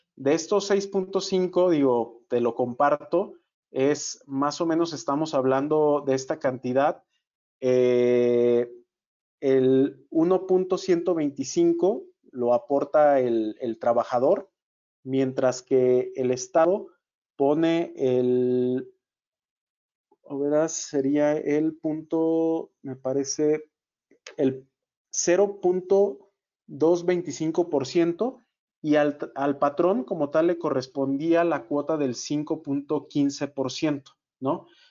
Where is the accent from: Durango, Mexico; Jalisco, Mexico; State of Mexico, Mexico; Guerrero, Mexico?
Jalisco, Mexico; Guadalajara; Yo que soy de Guadalajara